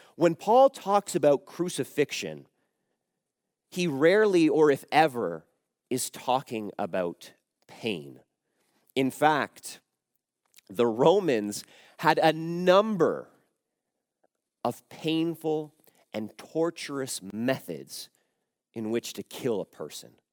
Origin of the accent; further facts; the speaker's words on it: Canada; I was born in Canada, but I would say I am a Croatian Canadian